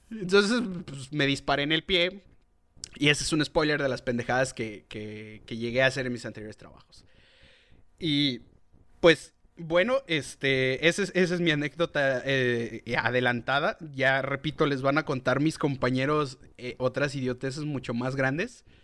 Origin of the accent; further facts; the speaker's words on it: Chihuahua, Mexico; Y le dije, yo soy de Chihuahua, lugar en donde pues nosotros residimos.